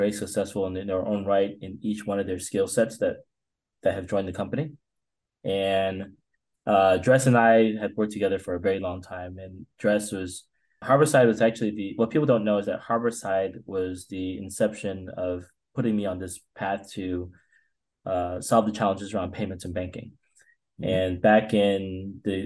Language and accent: English; East Coast, United States; moved away; I grew up in the East Coast